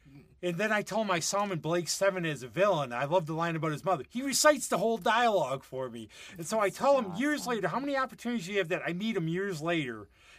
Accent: United States; I'm American.

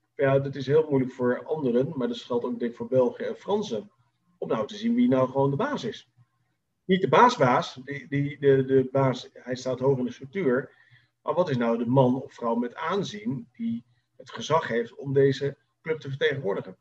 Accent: Netherlands; Wij als Nederlanders

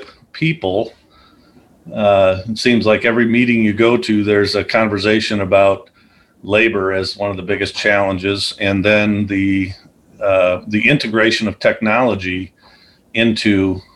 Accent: Chicago, Illinois, United States; moved away as an adult; also born or lived in Iowa / DeMotte, Indiana; I grew up in the Chicagoland area. I was a city kid

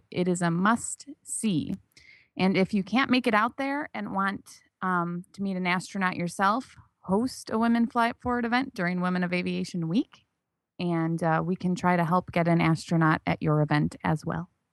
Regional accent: Michigan, United States; I'm from Michigan.

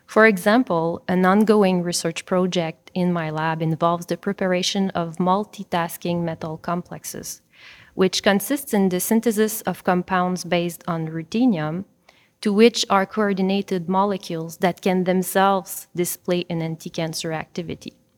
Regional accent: Granby, Quebec, Canada; I come from Granby, which is a city located in between Montreal and Sherbrooke in Quebec.

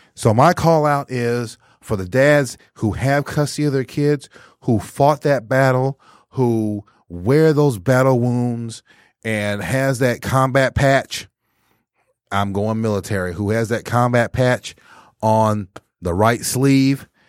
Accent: Texas, United States; now in Michigan, United States; in my hometown during that time period in eighty-two

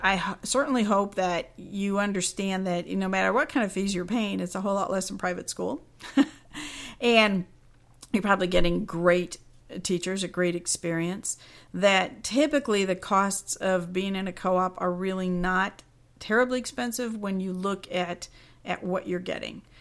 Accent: Cincinnati, Ohio, United States; I'll be in Cincinnati, Ohio. That's my hometown

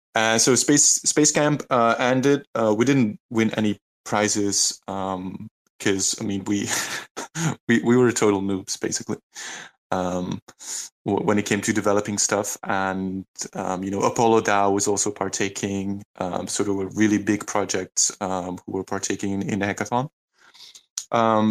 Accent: Leuven, Flanders, Belgium; my hometown in Leuven in Belgium

